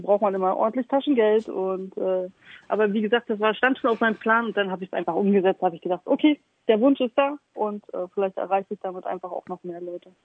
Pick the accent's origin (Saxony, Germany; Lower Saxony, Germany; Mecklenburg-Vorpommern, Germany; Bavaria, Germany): Mecklenburg-Vorpommern, Germany; Stralsund; moved away as an adult; also born or lived in Hamburg; now in Elmshorn, Germany; gebürtige Stralsummerin, wer das nicht kennt, das ist in MacPom